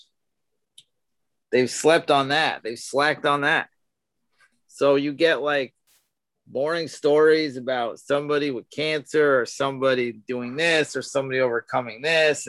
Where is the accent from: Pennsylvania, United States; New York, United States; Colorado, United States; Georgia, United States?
New York, United States; I grew up in New York, so I would get the Jets and the Giants games